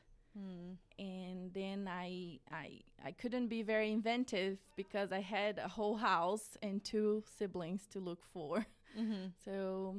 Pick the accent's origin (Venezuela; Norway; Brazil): Brazil; Midwest of Brazil, Central-West; English is a second language; moved away as an adult; now in United States; I was born in Brazil in 1990. I'm 30 years old now, and I lived with my family in a very small town in the middle of Brazil, like the Midwest of Brazil.